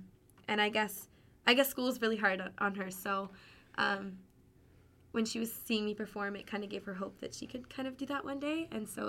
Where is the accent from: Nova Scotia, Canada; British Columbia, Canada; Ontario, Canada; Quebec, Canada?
Ontario, Canada; Pembroke; I'm from Pembroke, Ontario. So it's a really, it's a town of 15,000. And it's north. It's about an hour and a half from Ottawa.